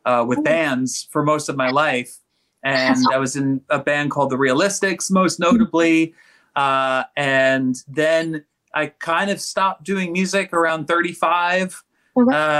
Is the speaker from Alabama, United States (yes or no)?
no; New York City, New York, United States; I was born and raised in Staten Island, New York